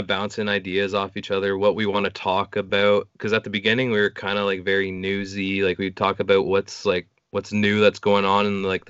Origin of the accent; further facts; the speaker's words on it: Bowmanville, Ontario, Canada; we're from Bowmanville, if anyone does know where that is.